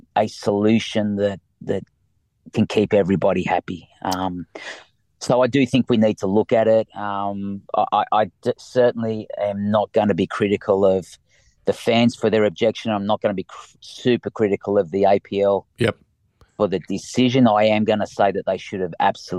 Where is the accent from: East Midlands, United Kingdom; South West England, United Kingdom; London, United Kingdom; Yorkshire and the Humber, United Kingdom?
Yorkshire and the Humber, United Kingdom; Leeds; now in Australia; I was born in Leeds, the same as Monty